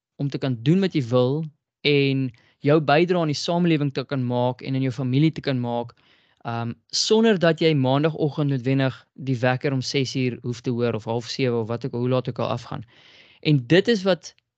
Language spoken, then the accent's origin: Afrikaans; South Africa